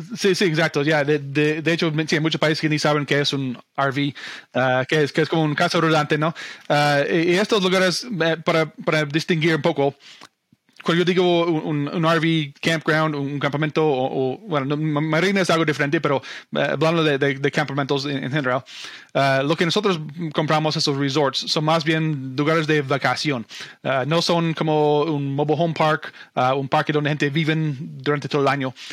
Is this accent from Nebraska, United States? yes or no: yes; Omaha, Nebraska, United States; Spanish is a second language; moved away as an adult; also born or lived in Argentina; now in Idaho Falls, United States; Yo estudié y viví la mayor parte de mi vida en, ah, bueno, alrededor de Omaha, Nebraska